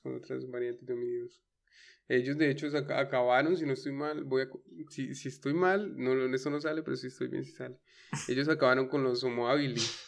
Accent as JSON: {"language": "Spanish", "region": "Caquetá", "country": "Colombia"}